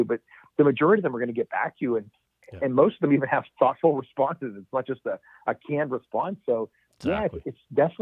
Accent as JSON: {"language": "English", "town": "Pittsburgh", "region": "Pennsylvania", "country": "United States", "said": "I'm from Western Pennsylvania, Pittsburgh"}